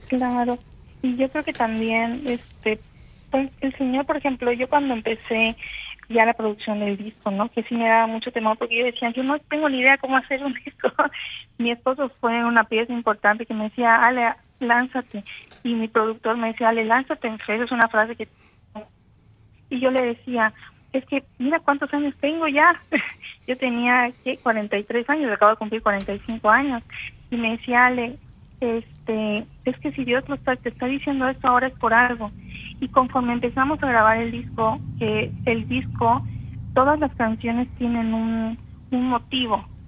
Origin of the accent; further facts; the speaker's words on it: Campeche, Mexico; soy de Campeche, México